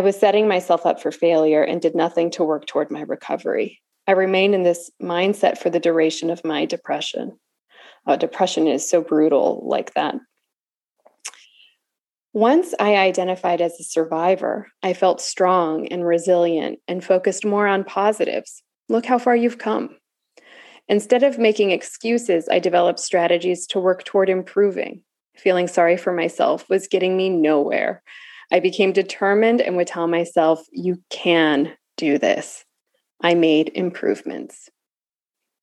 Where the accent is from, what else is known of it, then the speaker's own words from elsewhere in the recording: California, United States; moved away as an adult; also born or lived in the American South; now in Southern United States; I'm new to the South. I'm, you know, 11, 12 years into the South, but I'm from California. I did not grow up saying y'all